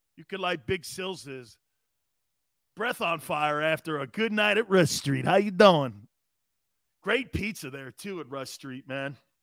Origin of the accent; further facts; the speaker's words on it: the Cove, Connecticut, United States; I come from the Cove, there where all the Paisans live in Connecticut